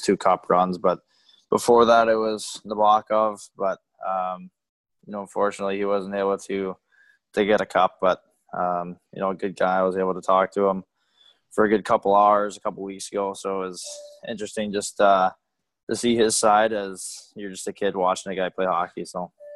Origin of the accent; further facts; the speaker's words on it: Bay Area, California, United States; growing up in the Bay Area